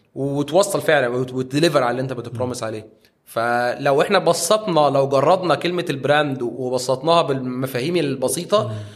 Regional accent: Egypt; احنا عندنا في مصر

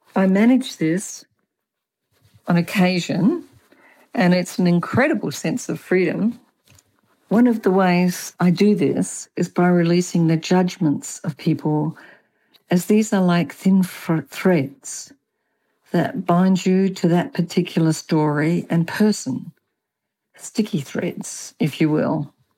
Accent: Australia; also born or lived in Germany; now in Chile; I have an accent. I was born in Australia and apparently I have never lost my accent

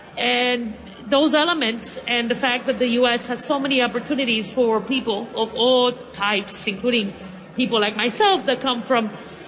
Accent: New York City, New York, United States; also born or lived in Dominican Republic / Cambridge, England / Uruguay; growing up in New York City, I grew up in the Bronx.

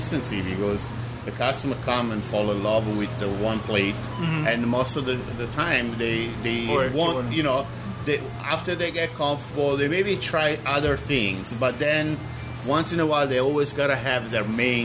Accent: Naples, Campania, Italy; accent: Italian; English is a second language; also born or lived in Sorrento; now in New York City, United States; I'm from Naples

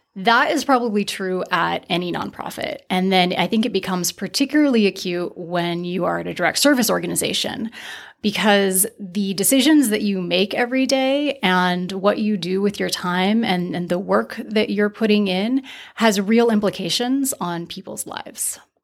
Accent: Santa Barbara, California, United States; I grew up in Santa Barbara, which is quite segregated

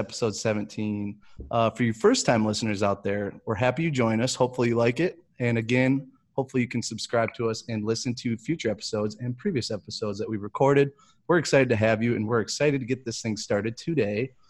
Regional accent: United States; I'm American

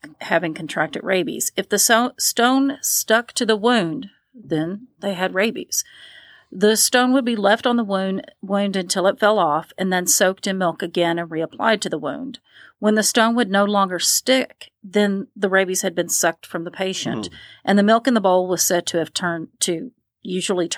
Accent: Appalachia, United States; I'm from the Appalachian area

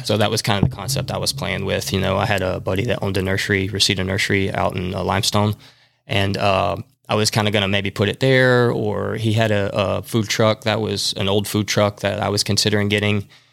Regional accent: Madison, Alabama, United States; I grew up in Madison

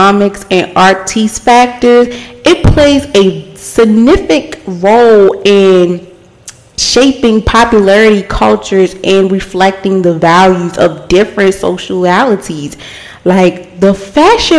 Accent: Baltimore, Maryland, United States; I'm born and raised in Baltimore.

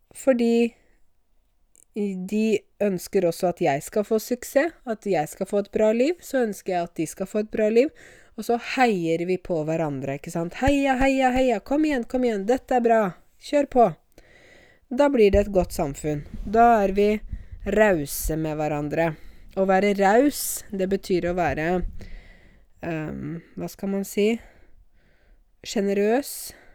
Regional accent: Norway; som nordmann selv

